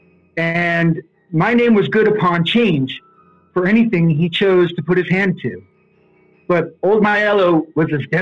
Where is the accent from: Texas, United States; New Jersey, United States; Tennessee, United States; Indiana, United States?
New Jersey, United States; I grew up right outside New York City